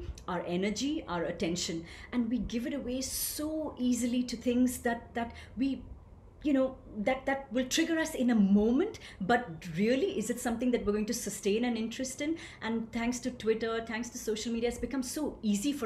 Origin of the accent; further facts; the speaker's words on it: India; I grew up gloriously in a small town in India. And what could be a more authentic expression of that than my unique accent?